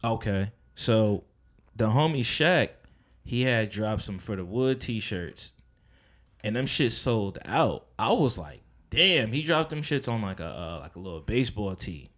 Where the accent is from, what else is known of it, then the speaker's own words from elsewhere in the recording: Edison, New Jersey, United States; also born or lived in Plainfield, New Jersey / Perth Amboy, New Jersey / Piscataway, New Jersey; I'm from, like, Edison and Piscataway 'cause that was mainly my upbringing